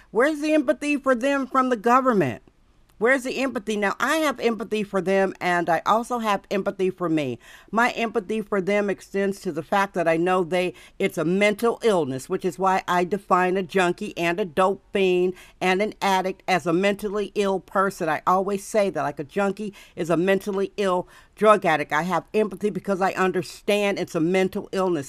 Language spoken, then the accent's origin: English; Wisconsin, United States; now in San Francisco, United States; where I was raised in Wisconsin